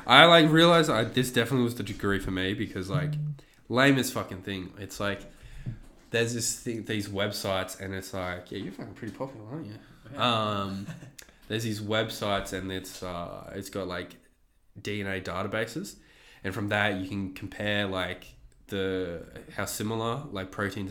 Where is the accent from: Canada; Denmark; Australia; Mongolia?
Canada; Canadian. I'm a Canadian comedian.